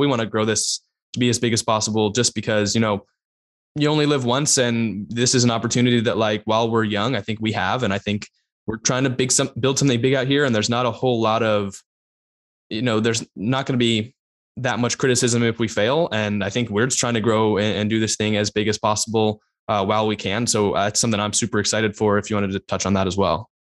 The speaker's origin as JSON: {"language": "English", "area": "Bay Area", "region": "California", "country": "United States", "tie": "born or raised there", "said": "I'm also from the Bay Area."}